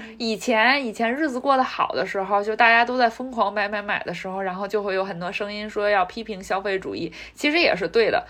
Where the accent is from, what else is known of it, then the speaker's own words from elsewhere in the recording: China; now in United States; 我们在中国长大的小孩儿